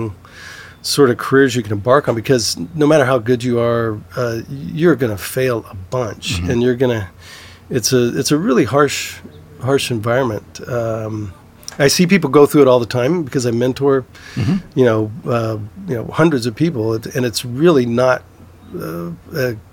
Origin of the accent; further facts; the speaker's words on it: Southeast Texas, United States; now in California, United States; I grew up in Southeast Texas and, you know, oil country